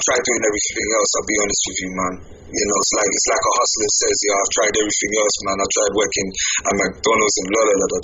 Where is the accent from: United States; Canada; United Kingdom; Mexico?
United Kingdom; England; I'm from England